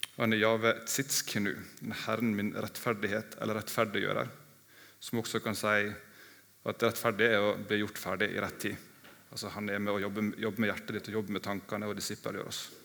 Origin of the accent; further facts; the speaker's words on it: Ålesund, Møre og Romsdal, Norway; now in Mandal, Norway; i Ålesund, der jeg kommer fra